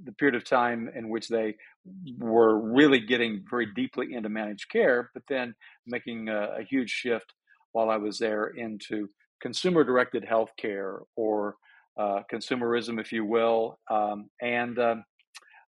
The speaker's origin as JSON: {"language": "English", "region": "Tennessee", "country": "United States", "tie": "born or raised there", "also_born_or_lived": "North Carolina / Washington", "moved": "as an adult", "said": "I grew up in the South, born in North Carolina, raised in Tennessee"}